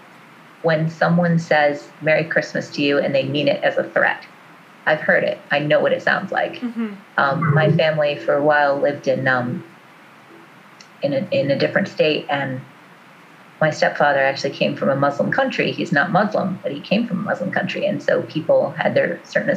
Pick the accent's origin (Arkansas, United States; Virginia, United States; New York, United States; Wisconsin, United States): New York, United States; I'm from New York